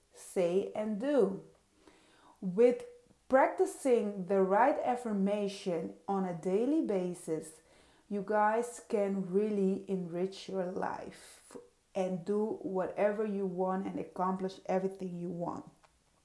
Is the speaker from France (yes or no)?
no; Netherlands; first language Dutch; English is a second language; also born or lived in Suriname; I am a Surinamese queen. It's in South America, born there, and raised in Europe, in the Netherlands, and still living in Europe. So that being said, Dutch is my first language, English is not.